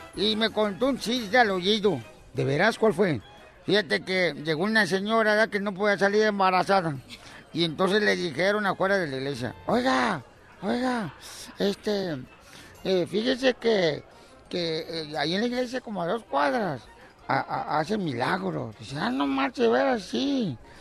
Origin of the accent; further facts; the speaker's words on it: Mexico; now in United States; en México sí la hacíamos